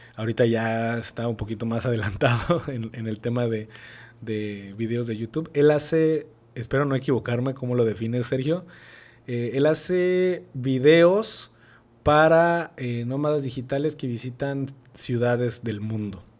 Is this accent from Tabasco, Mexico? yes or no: yes; Villahermosa, Tabasco, Mexico; moved away as an adult; also born or lived in San Andrés Cholula, Puebla; de Villahermosa, Tabasco, soy de Villahermosa